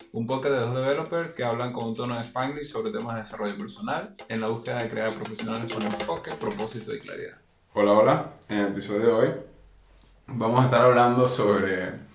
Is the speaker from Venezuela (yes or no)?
yes; Venezuela; nosotros somos de Venezuela